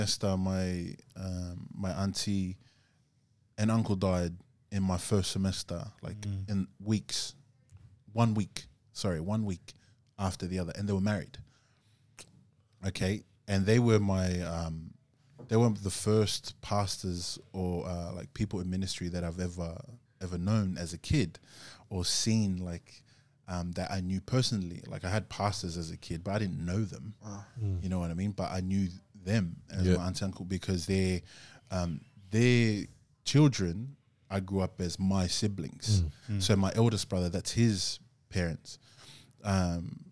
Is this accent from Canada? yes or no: no; Gold Coast, Queensland, Australia; moved away as an adult; now in Sydney, Australia; I came from Gold Coast, so like I was away from my family up there